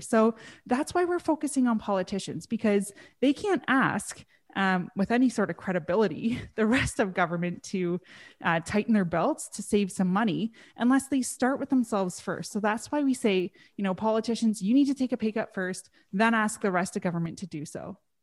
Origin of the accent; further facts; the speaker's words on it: Prince George, British Columbia, Canada; my freedoms as a Canadian citizen